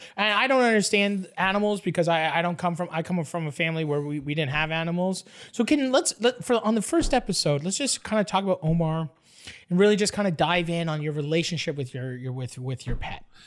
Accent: Canada; I'm from Canada

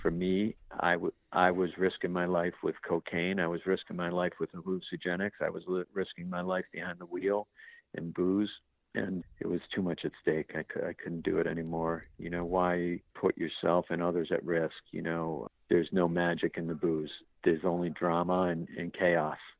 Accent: Boston, Massachusetts, United States; an Irish kid from Boston

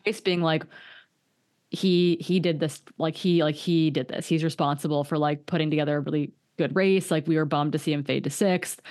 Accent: Hayward, Wisconsin, United States; moved away; my hometown, Hayward, Wisconsin

